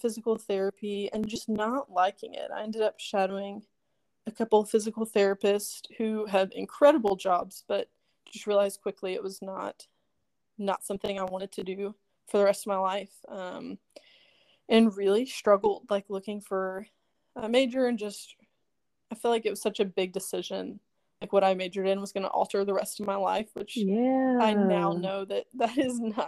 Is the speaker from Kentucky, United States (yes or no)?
yes; Lexington, Kentucky, United States; moved away as an adult; also born or lived in Bowling Green, Kentucky; now in Spring Hill, United States; I am originally from Lexington, Kentucky. I grew up there